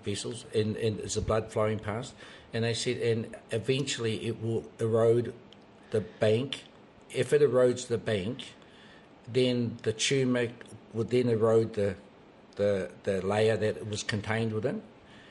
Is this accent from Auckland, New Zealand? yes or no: no; Waitotara Valley, Manawatū-Whanganui, New Zealand; moved away; My marae is Takirau Marae in Waitotara Valley. And I was brought up there